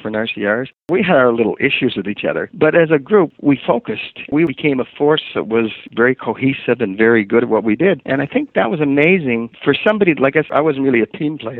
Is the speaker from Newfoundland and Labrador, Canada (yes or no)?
no; Halifax, Nova Scotia, Canada; moved away; also born or lived in Antigonish, Nova Scotia / Brockville, Ontario; I'm originally from Antigonish, Nova Scotia. And when I was really young, before my mother died, she moved up to Halifax